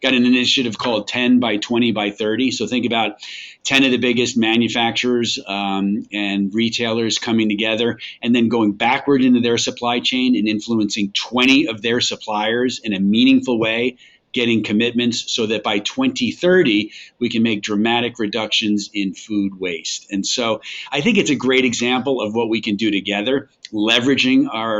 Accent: New York, United States; accent: New York; I'm originally from New York, and so lost the New York accent a long time ago.

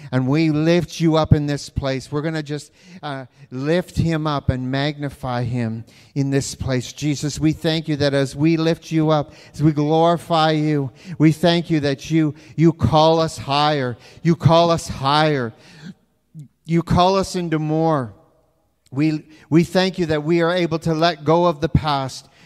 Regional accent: Canada; I am Canadian, Canadian, Canadian. I got rid of my US one, so I'm more Canadian than you.

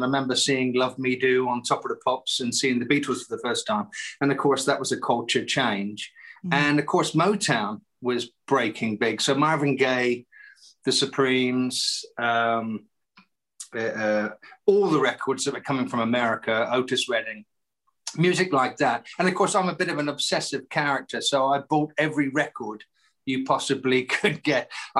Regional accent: England, United Kingdom; I didn't really know too much about … in England when I was a kid.

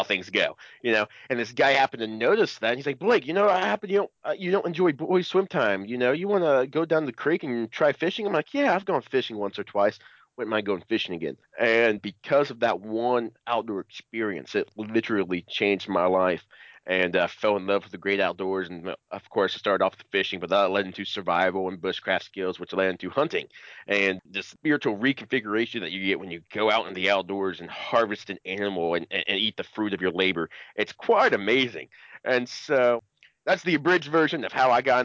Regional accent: Cincinnati, Ohio, United States; I'm from Cincinnati, Ohio, the great state of Ohio

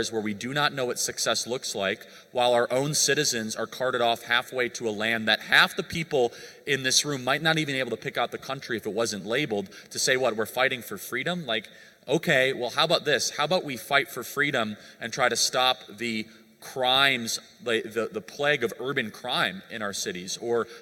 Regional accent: United States; I grew up in America

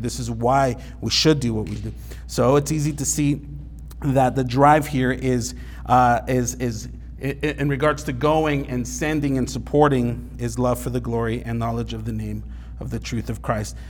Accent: California, United States; where I grew up in California

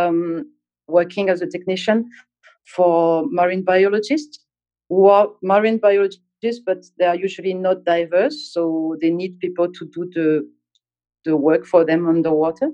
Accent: Corsica, France; moved away as an adult; now in Dubai, United Arab Emirates; I come from Corsica, which is a small island, which means a lot of water around. And I started diving with my friends when I was 15

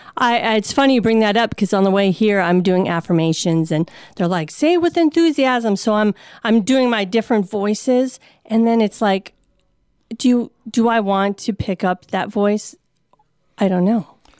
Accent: Saint Paul, Minnesota, United States; moved away; I come from Saint Paul, Minnesota

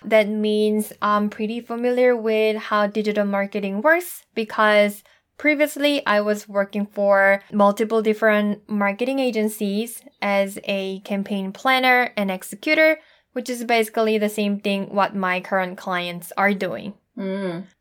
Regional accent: South Korea; English is a second language; moved away as an adult; now in United States; I'm originally from South Korea. And I moved to the state exactly 10 years ago.

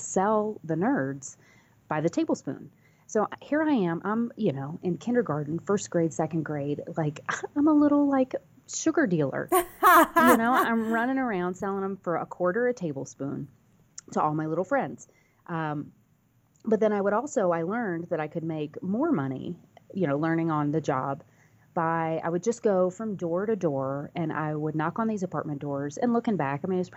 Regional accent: North Carolina, United States; also born or lived in Virginia / Washington, D.C.; I grew up, I was born in Virginia, Washington, D.C., and then ended up in North Carolina primarily

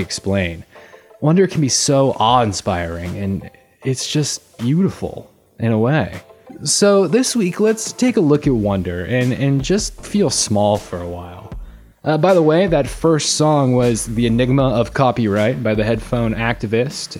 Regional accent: Salt Lake City, Utah, United States; I was born and raised in Salt Lake City

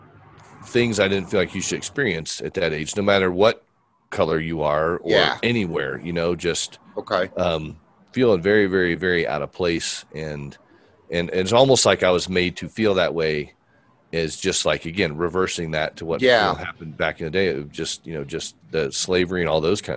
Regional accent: Fort Wayne, Indiana, United States; I was born in Fort Wayne, Indiana

